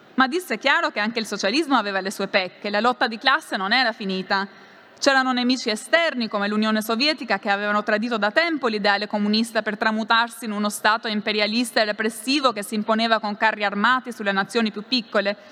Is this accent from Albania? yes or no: yes; Albania; Italian is a second language; moved away as an adult; also born or lived in Rome; la provenienza da un paese come l'Albania